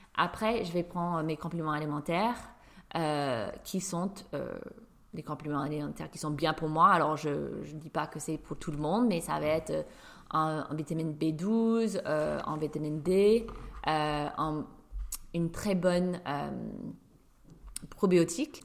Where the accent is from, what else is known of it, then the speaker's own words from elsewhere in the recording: New York, United States; now in Paris, France; je suis une Américaine de New York qui vit à Paris